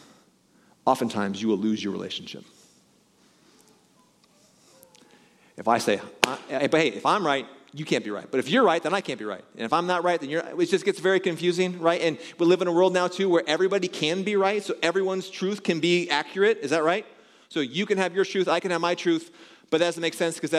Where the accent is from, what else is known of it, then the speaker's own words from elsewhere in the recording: Pella, Iowa, United States; when I was growing up in Pella